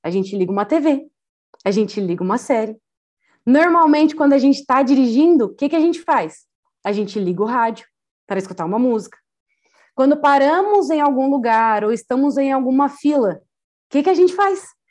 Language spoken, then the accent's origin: Portuguese; Brazil; Como boa brasileira